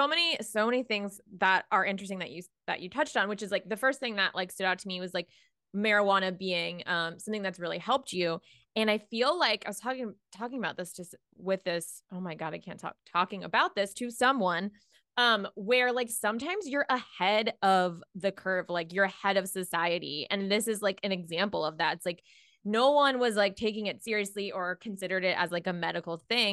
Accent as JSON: {"language": "English", "town": "Jacksonville", "region": "Florida", "country": "United States", "said": "from Jacksonville."}